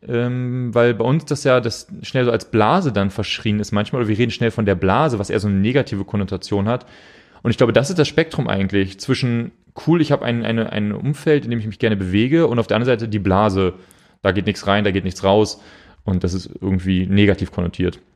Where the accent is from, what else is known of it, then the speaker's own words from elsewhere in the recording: Hamburg, Germany; moved away; wir kommen aus Hamburg, so … und ich